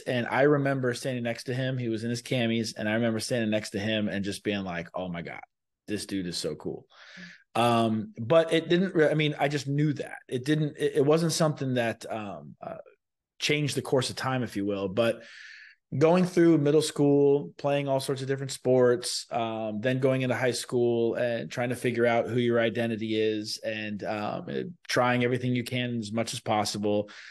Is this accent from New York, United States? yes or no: no; Sarasota, Florida, United States; I was born in Florida. I, I was raised in Sarasota, Florida. I went to elementary, middle school, and high school here